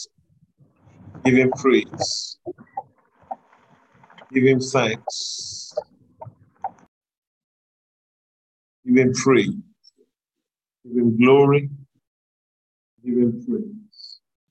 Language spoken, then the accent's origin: English; Cross River, Nigeria; I'm from Cross River State, right? I'm from Cross River.